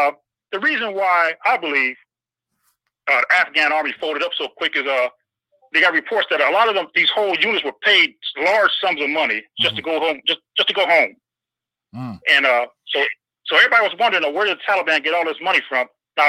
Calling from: North Carolina, United States; I'm calling from North Carolina.

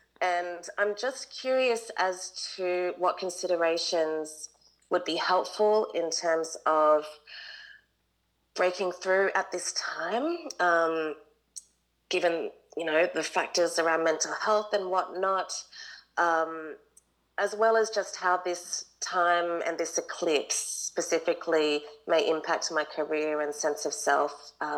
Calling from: Sydney, New South Wales, Australia; Hello, I am here from Sydney, Australia. It's about 6 a.m

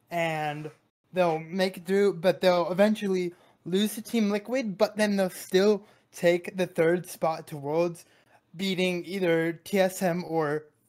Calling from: Fairfax, Virginia, United States; I'm calling from Fairfax, Virginia.

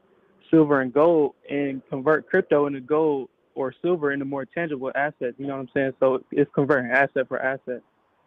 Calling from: Atlanta, Georgia, United States; I'm calling from Atlanta, Georgia.

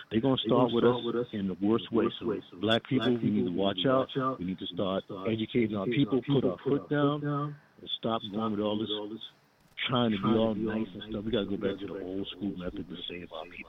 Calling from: Rock Hill, South Carolina, United States; from Rock Hill, South Carolina.

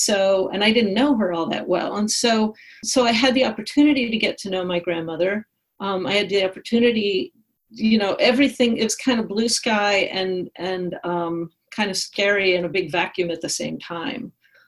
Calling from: St. Louis, Missouri, United States; I wrote letters to the New York Times, and I always got picked up because I was suddenly … from St. Louis.

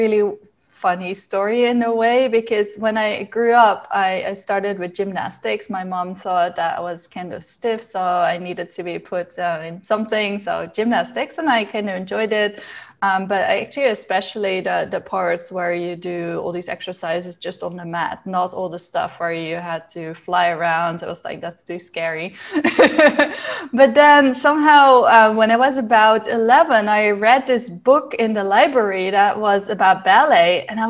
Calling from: Groningen, Netherlands; From Groningen in the Netherlands. It's all the way in the north.

